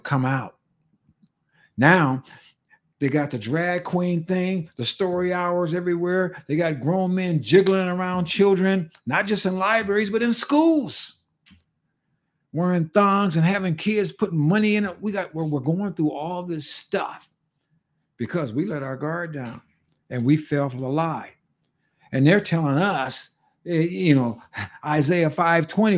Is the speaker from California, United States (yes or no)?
yes; California, United States; moved away as an adult; in California before I left that state, my home state